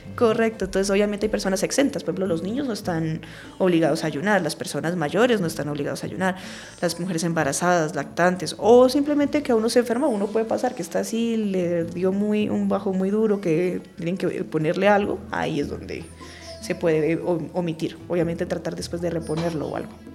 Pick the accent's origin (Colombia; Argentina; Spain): Colombia; Nosotros aquí como colombianos